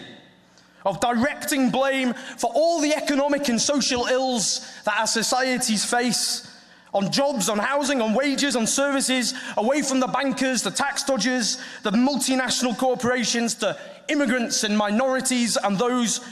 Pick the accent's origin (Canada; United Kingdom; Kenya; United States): United Kingdom; the north of England; accent: Northern English; now in London, United Kingdom; my Northern English accent.